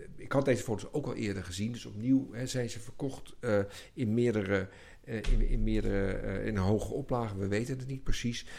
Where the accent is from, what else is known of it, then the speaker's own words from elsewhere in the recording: Netherlands; ons als Nederlander